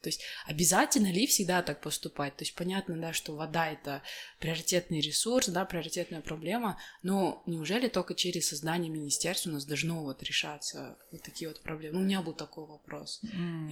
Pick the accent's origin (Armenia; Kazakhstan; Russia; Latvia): Kazakhstan; Jambyl Region; я же больше из Жамбылской области